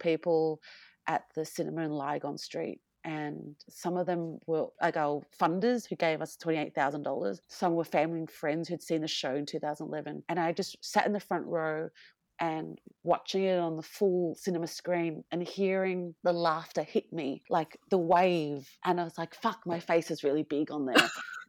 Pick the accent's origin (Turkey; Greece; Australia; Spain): Australia; us being Asian Australian